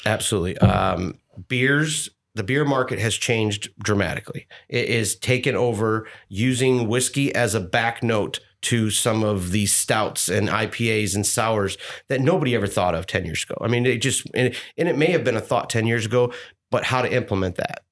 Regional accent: Birch Run, Michigan, United States; moved away as an adult; now in Louisville, United States; I grew up in Birch Run, Michigan, which is an hour and a half north of Detroit

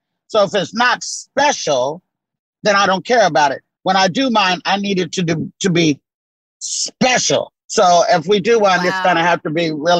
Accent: Tolland, Arkansas, United States; born there; You know, well, I was born in Tolland, Arkansas. Tiny, tiny rural town. Population today is maybe 235.

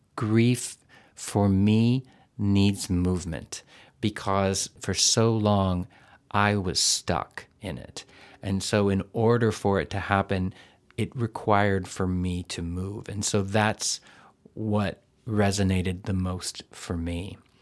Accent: Texas, United States; moved away; a boy growing up in Texas

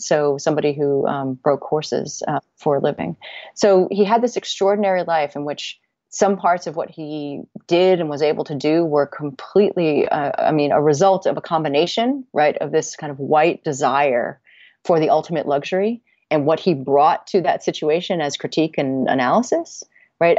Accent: Connecticut, United States; my hometown in Connecticut

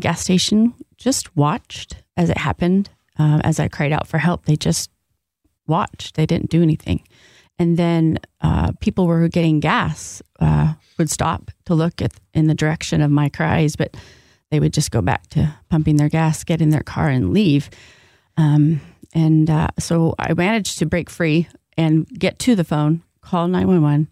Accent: Southern California, United States; moved away as an adult; also born or lived in Oceanside, California / East County, San Diego; now in West Michigan, United States; I'm actually born and raised in Southern California.

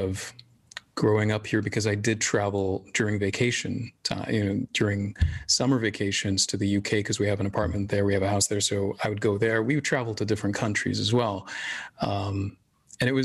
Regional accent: Jeddah, Makkah Province, Saudi Arabia; also born or lived in Syria / Sudan / London; I grew up in Saudi. I mean, I was born in Syria, moved to Saudi 3 months later

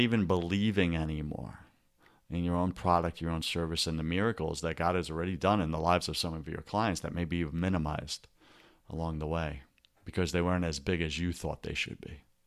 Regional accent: New England, United States; we're from the New England

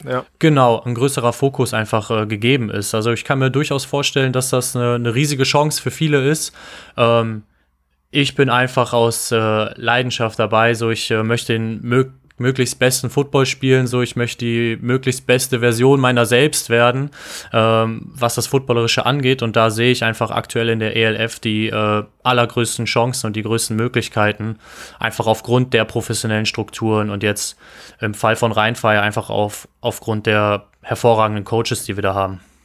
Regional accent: Düsseldorf, North Rhine-Westphalia, Germany; moved away; zurück in meine Heimatstadt

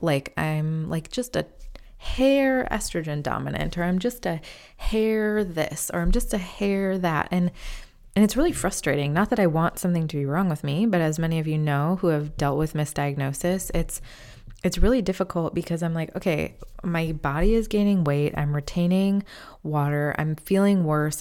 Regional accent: Midwest, United States; moved away as an adult; also born or lived in Chicago; now in North Carolina, United States; I am from the Midwest, but we moved to North Carolina back in August of twenty twenty

